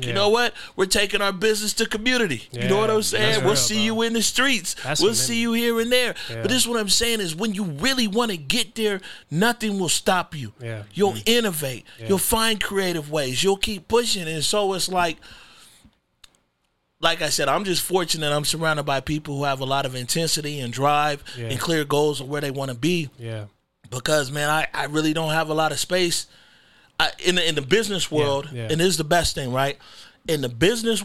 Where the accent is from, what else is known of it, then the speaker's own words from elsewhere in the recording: Seattle, Washington, United States; also born or lived in North Carolina / Kenya; I grew up in a CD